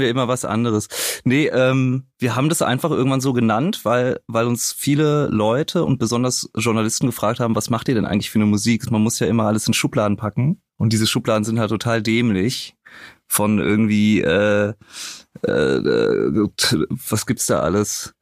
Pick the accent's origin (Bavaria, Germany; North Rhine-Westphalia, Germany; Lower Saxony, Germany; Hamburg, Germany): North Rhine-Westphalia, Germany; Rösrath; TV Hoffnungstal, der Verein meiner Jugend aus meiner Heimatstadt